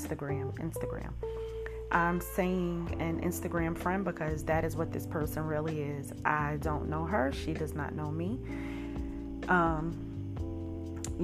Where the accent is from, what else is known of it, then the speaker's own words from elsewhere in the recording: New York City, New York, United States; I grew up in Brooklyn, New York